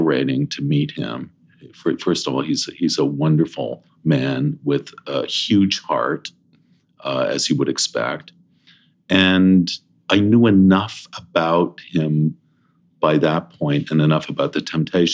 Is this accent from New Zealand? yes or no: no; Toronto, Ontario, Canada; also born or lived in Princeton, Illinois; I grew up in Toronto